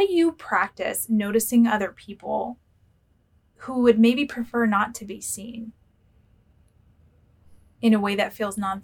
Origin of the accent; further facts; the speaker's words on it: United States; as an American